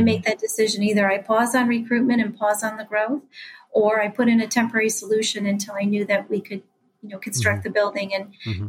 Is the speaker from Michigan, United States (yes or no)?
yes; Mackinac Straits area, Michigan, United States; return to my hometown and um, give back in a meaningful way to my community